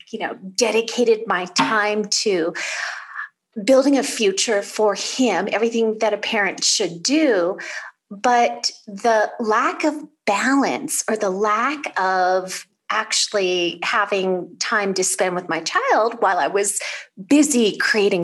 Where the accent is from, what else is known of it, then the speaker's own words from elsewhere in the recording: California, United States; I'm originally from California